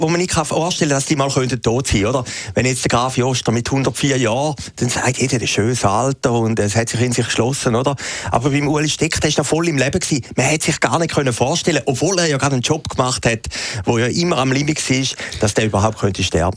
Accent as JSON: {"language": "German", "country": "Switzerland", "said": "als Schweizer"}